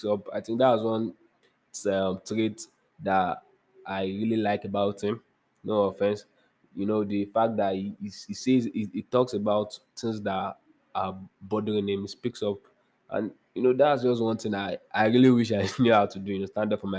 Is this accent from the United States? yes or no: no; Nigeria; I'm a Nigerian